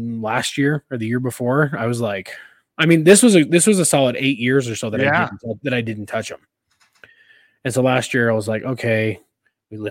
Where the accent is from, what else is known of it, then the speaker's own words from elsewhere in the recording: California, United States; moved away; I'm originally from California